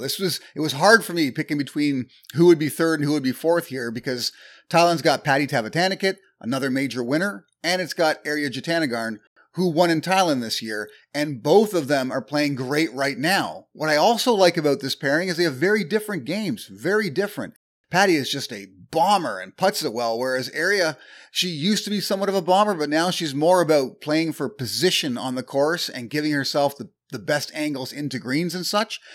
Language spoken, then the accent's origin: English; Canada; I'm Canadian